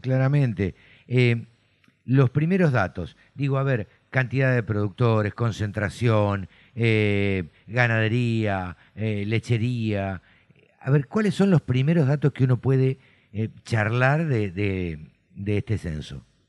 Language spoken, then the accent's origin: Spanish; Argentina; yo nací en el campo, siempre lo cuento, eh, me crié en el campo